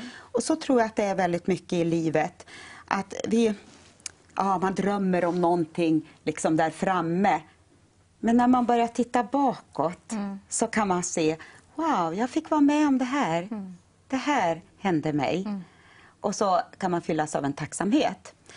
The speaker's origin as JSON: {"language": "Swedish", "region": "Norrland", "country": "Sweden", "said": "Vi är norrlänningar. Bägge två."}